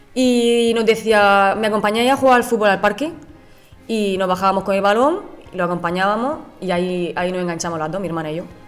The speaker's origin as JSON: {"language": "Spanish", "region": "Region of Murcia", "country": "Spain", "said": "soy aquí de Murcia, de la región de Murcia"}